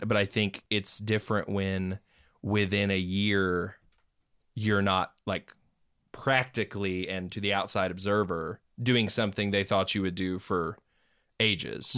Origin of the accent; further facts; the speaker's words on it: Knoxville, Tennessee, United States; also born or lived in Maryville; I was uh, born and raised in Knoxville